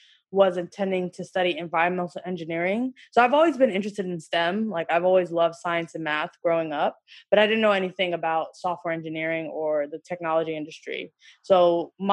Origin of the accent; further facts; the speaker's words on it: New York, United States; I'm from New York originally